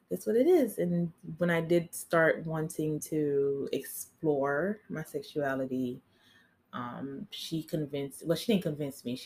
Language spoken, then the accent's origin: English; Haiti; moved away; I'm Haitian. I was born in Haiti